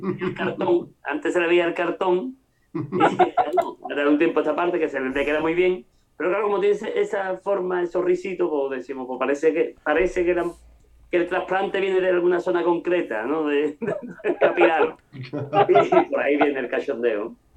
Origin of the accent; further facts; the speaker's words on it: Cádiz, Andalusia, Spain; somos arraigados a Cádiz, por eso somos de Cádiz